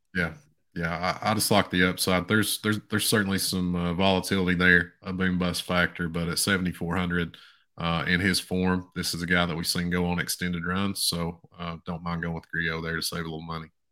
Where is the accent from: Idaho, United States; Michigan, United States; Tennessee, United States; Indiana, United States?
Tennessee, United States; East; my hometown, a tiny little town in East Tennessee